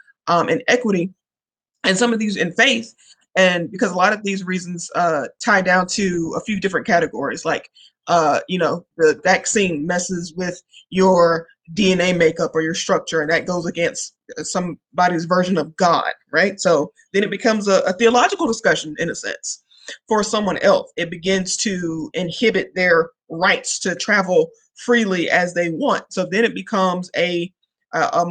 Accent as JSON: {"language": "English", "town": "New Bern", "region": "North Carolina", "country": "United States", "moved": "yes", "lives_now": "Charlotte, United States", "said": "I'm originally from New Bern, North Carolina."}